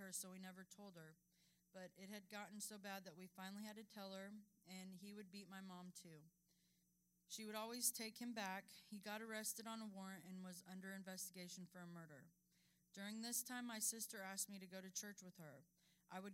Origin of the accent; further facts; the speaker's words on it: Denver, Colorado, United States; I was born in Denver, Colorado